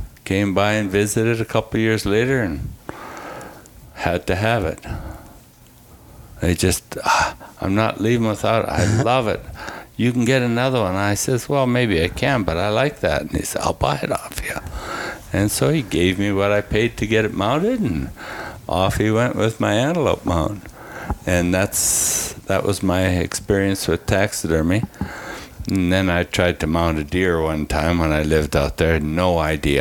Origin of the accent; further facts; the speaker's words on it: Drumheller, Alberta, Canada; moved away as an adult; I grew up in Alberta until I was in my 20s. And growing up in Drumheller